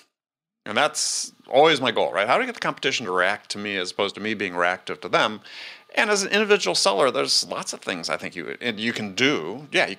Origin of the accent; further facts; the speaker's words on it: Wisconsin, United States; I come from Wisconsin, big deer hunting place